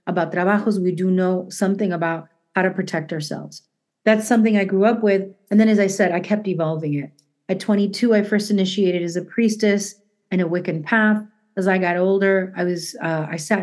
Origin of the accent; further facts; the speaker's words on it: Peru; also born or lived in Argentina; I was born in Peru, but I didn't even know that I was also part Peruvian because my parents were Argentinian